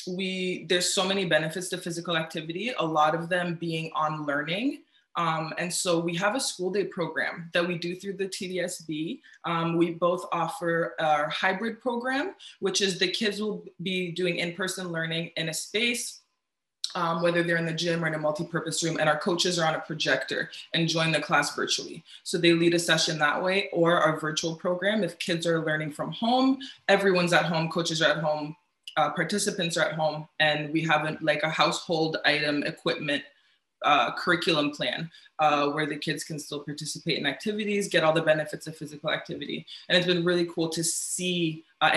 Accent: Ontario, Canada; Yeah, I'm from Ottawa, Kingston, Toronto, moved around a lot growing up.

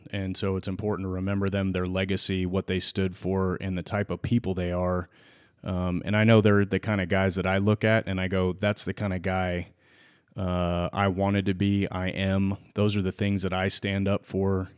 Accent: California, United States; born and raised in California

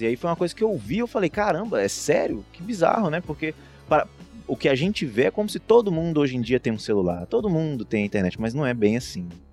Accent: Governador Valadares, Minas Gerais, Brazil; eu que sou aqui de Valadares

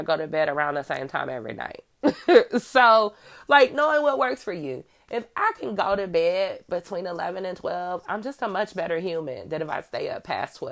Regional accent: Midwest, United States; I'm from the Midwest.

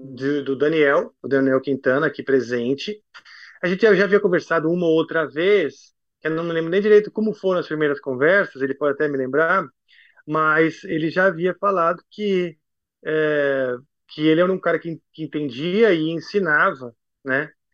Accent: Brazil; moved away; also born or lived in United States; me remetia à minha terra. Voltando para o Brasil

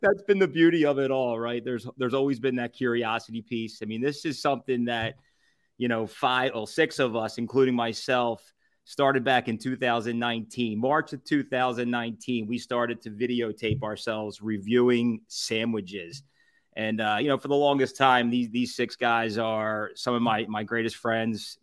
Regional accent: Southampton, Pennsylvania, United States; I'm originally from Southampton.

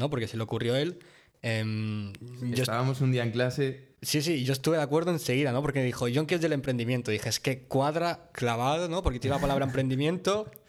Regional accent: Mallorca, Balearic Islands, Spain; Un par mallorquín, porque somos de Mallorca.

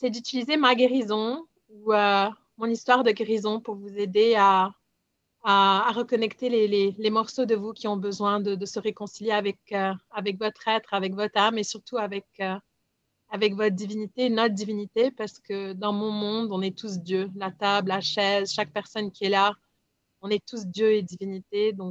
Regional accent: Lebanon; moi je suis libanaise, puis euh, j'ai vécu de partout dans le monde

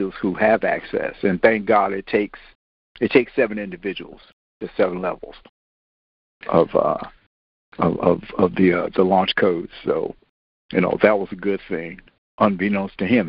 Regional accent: Washington, District of Columbia, United States; me growing up in Washington

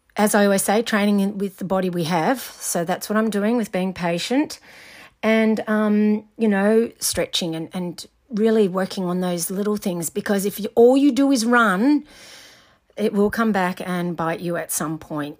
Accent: Scotland, United Kingdom; now in Australia; I'm Scottish.

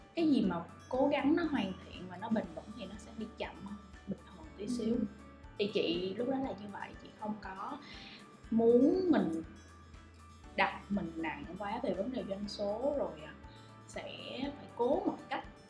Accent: Vietnam; mình là người Việt Nam

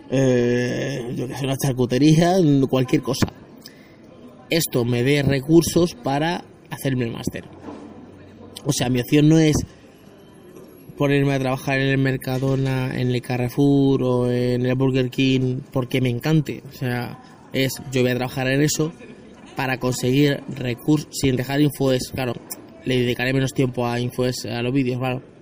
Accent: Spain; los que soy de, de España, el hospital de Alcorcón

